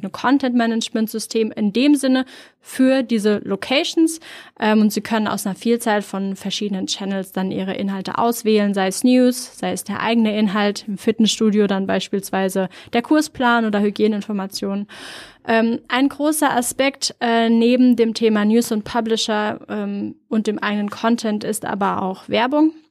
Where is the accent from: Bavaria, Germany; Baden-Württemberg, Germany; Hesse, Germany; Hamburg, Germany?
Hesse, Germany; near Frankfurt am Main; also born or lived in Norway; now in Berlin, Germany; Ich komme ursprünglich aus der Nähe von Frankfurt, Frankfurt am Main